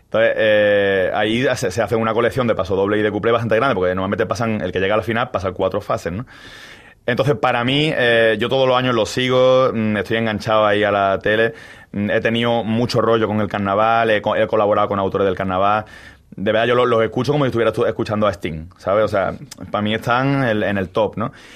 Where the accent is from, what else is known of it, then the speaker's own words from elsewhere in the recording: Málaga, Andalusia, Spain; Yo soy de Málaga